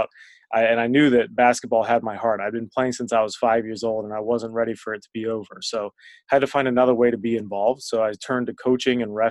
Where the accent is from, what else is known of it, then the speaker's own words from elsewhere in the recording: Northern Virginia, United States; moved away; I was really integrated into our local rec league when I was growing up in Northern Virginia